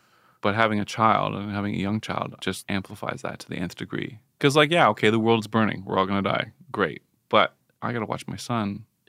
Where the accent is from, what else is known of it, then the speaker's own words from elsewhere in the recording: Canada; I think we had that as Canadians superficially